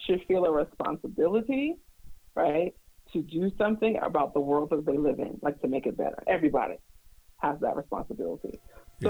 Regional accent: New York City, New York, United States; I'm also from Brooklyn

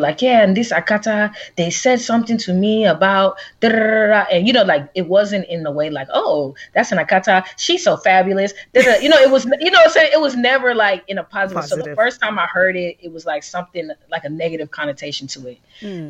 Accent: Atlanta, Georgia, United States; also born or lived in Texas / Washington, D.C.; then moved to Atlanta. So I've been in Atlanta since I was like 7. Oh, wow. You are an Atlanta. Yeah, I'm an Atlanta native. Yeah. I'm pretty much a Georgia peach.

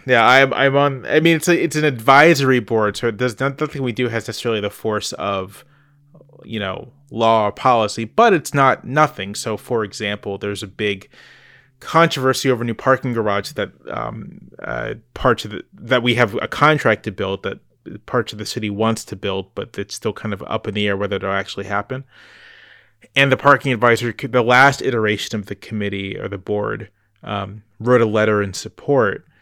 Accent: Virginia Beach, Virginia, United States; also born or lived in Charlottesville, Virginia; I grew up in Virginia Beach, Virginia, which is not a bike-friendly place.

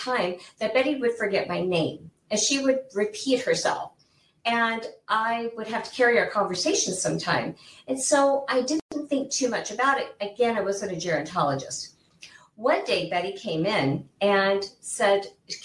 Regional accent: Central Illinois, United States; moved away as an adult; now in Arizona, United States; I actually grew up in the Midwest. I grew up in Illinois, Central Illinois. And my parents were military

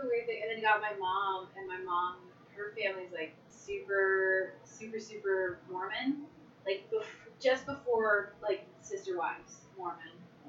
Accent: Nova Scotia, Canada; Nova Scotia. My mom's from Utah, though.

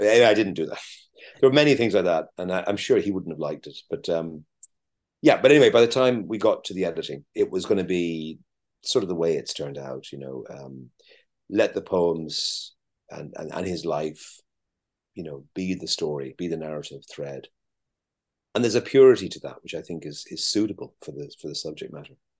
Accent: Ireland; as Irish people

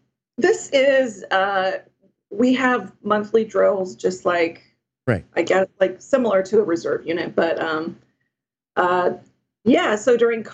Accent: California, United States; if I ever moved back to my home state, I could join that state guard. I have no plans to move. But yeah, so there are a lot of options. Yeah, and it feels good to be back in uniform and serving the state and my fellow Californians.

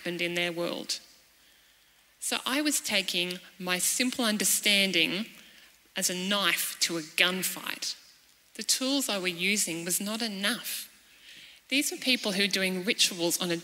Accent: Cairns, Queensland, Australia; moved away as an adult; also born or lived in Malawi; I am a young mum from Cairns.

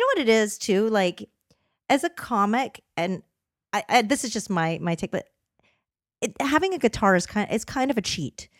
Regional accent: Canada; moved away; I grew up in Canada

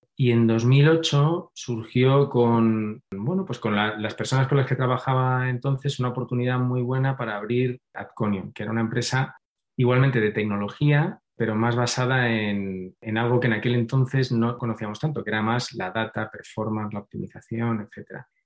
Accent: Madrid, Community of Madrid, Spain; soy de Madrid

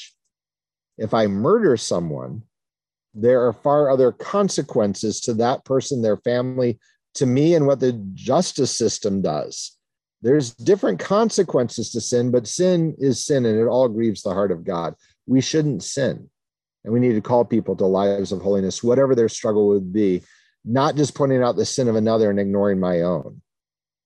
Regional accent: New Castle, Indiana, United States; I was baptized in the Free Methodist Church in Newcastle, Indiana when I was 9 days old and have grown up in the Free Methodist Church since then

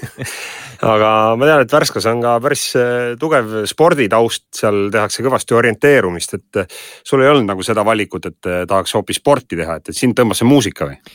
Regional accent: Räpina, Põlva County, Estonia; mina olen Räpinast

